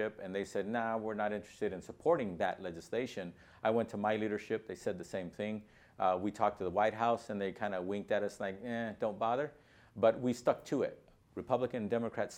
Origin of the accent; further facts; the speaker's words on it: Los Angeles, California, United States; I'm from Los Angeles, California